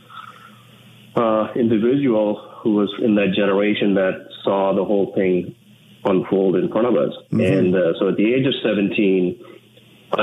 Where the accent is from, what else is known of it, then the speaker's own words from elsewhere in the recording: Sri Lanka; English is a second language; now in Canada; I was from a far away from Sri Lanka. You know, when I came here, English was not my first language